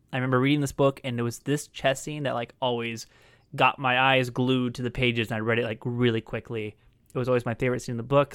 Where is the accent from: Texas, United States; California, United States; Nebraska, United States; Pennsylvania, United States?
California, United States; as a Californian